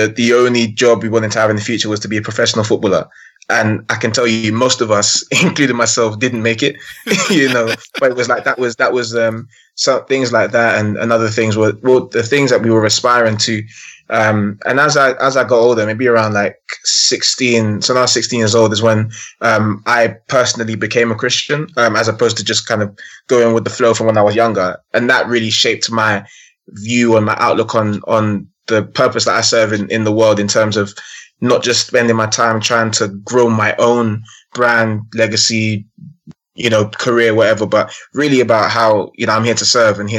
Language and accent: English; London, United Kingdom; I grew up born and raised in London, born in Hackney, grew up in North London for the majority of my teens, still live in North London now.